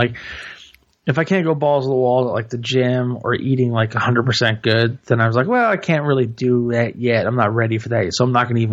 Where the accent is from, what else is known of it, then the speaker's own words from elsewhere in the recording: the South, United States; I'm from the South